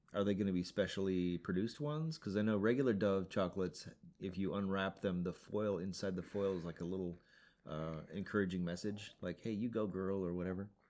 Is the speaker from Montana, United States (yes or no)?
yes; Montana, United States; moved away; When I was a kid, growing up in Montana, we ate snow all the time